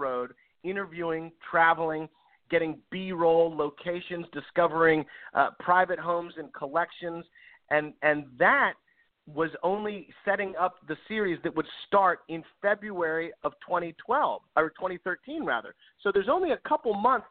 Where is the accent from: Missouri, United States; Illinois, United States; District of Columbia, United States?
District of Columbia, United States; Washington; also born or lived in Maryland; I grew up in and around Washington, D.C.